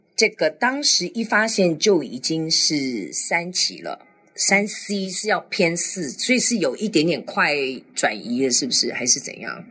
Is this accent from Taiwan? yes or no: yes; Taiwan; 我就认识了同样从台湾来的其他的年轻的学生